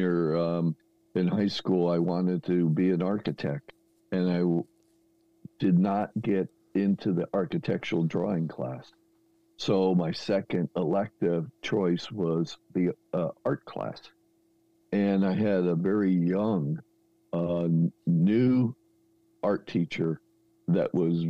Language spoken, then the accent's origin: English; New Jersey, United States; moved away as an adult; also born or lived in Santa Barbara, California; I'm in New Jersey at the time, born and raised.